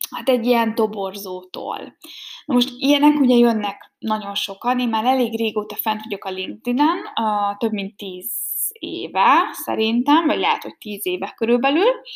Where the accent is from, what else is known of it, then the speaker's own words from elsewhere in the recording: Hungary; first language Hungarian; moved away as an adult; also born or lived in Germany; én nem Németországban születtem, hanem Magyarországon, nekem az anyanyelvem magyar